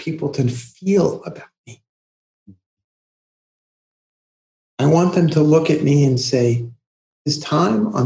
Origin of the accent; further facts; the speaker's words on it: New York City, New York, United States; also born or lived in Queens; growing up in Brooklyn and then later moving to Queens